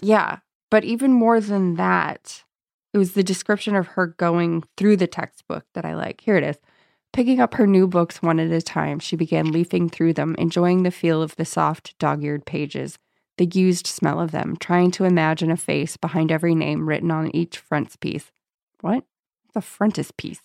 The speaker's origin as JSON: {"language": "English", "town": "San Diego", "region": "California", "country": "United States", "said": "I'm from San Diego"}